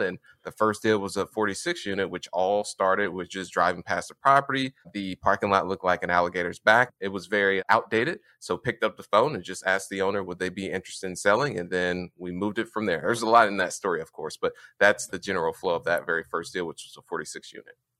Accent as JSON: {"language": "English", "town": "Indianapolis", "region": "Indiana", "country": "United States", "tie": "born or raised there", "said": "I grew up, born and raised in Indianapolis, Indiana"}